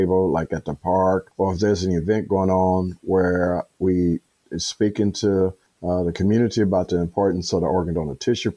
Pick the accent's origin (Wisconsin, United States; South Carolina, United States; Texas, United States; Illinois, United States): Illinois, United States; Chicago; born and raised in Chicago